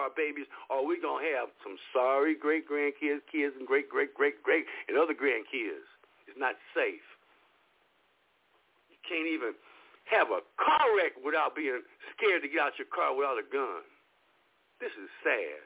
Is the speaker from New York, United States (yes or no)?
no; Los Angeles, California, United States; I was raised in Los Angeles in South Central L.A.